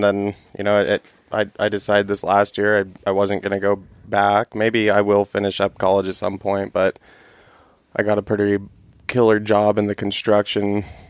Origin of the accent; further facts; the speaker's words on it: Gustavus, Alaska, United States; also born or lived in Iowa; I'm from Gustavus, Alaska, and I mean, Tyler and I, you know, we different moms, same dad, so we're both from Southeast